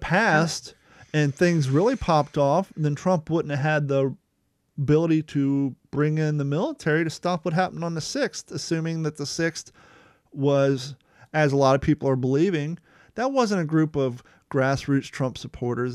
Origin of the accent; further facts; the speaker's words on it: Ohio, United States; also born or lived in California; now in Southern United States; some of the views I had growing up in Ohio